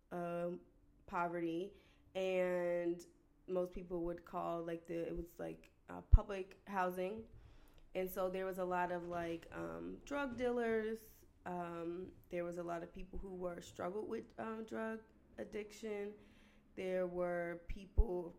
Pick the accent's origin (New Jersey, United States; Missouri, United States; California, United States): New Jersey, United States; I'm the oldest of 7 children. I'm from New Jersey